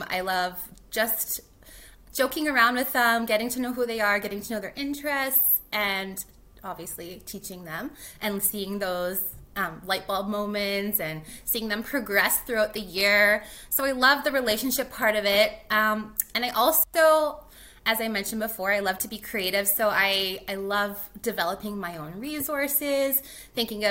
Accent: North Battleford, Saskatchewan, Canada; moved away as an adult; also born or lived in Grande Prairie, Alberta; now in Edmonton, Canada; I actually was not born and raised in Edmonton. I am from Saskatchewan, a little town, I guess city called North Battleford.

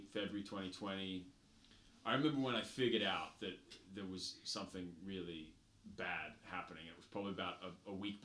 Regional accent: Sydney, New South Wales, Australia; also born or lived in New Zealand; I grew up in Sydney

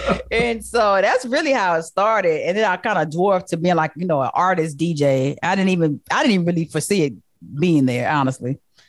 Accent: San Antonio, Texas, United States; moved away as an adult; where we're from San Antonio, there's not a true music culture in San Antonio.

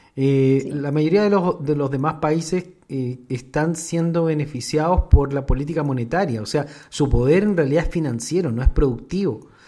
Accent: Chile; yo soy chileno

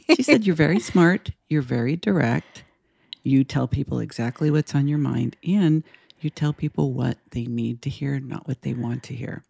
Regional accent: Los Angeles, California, United States; moved away as an adult; now in Portland, United States; I have lived in Los Angeles all my life

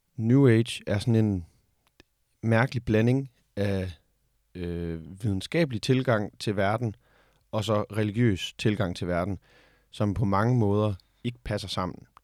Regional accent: Denmark; vi som danskere

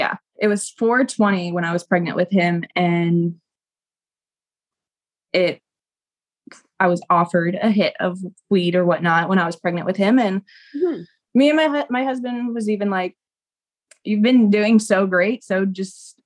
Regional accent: West Palm Beach, Florida, United States; now in Texas, United States; I was born and raised in West Palm

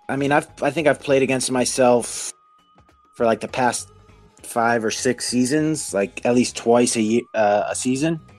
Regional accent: New Jersey, United States; I'm from New Jersey in America

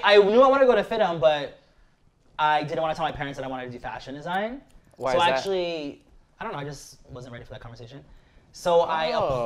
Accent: Los Angeles, California, United States; I'm actually from

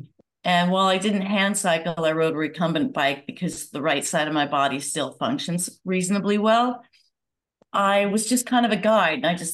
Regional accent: Santa Monica, California, United States; I grew up in Southern California in a sleepy little town called Santa Monica

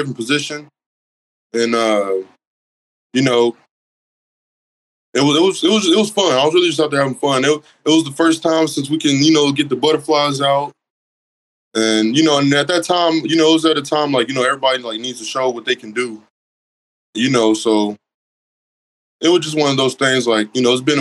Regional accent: Oklahoma, United States; also born or lived in Independence, Kansas; I'm from Oklahoma

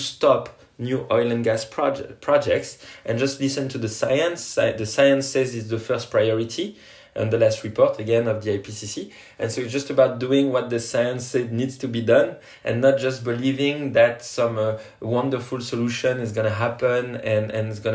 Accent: French Polynesia; now in France; I come from Tahiti, French Polynesia, an island that is risking to go underwater because of climate change.

